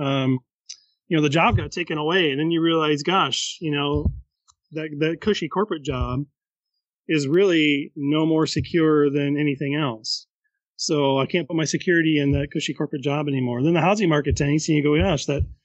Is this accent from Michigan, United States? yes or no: yes; Holland, Michigan, United States; we're from Holland, Michigan.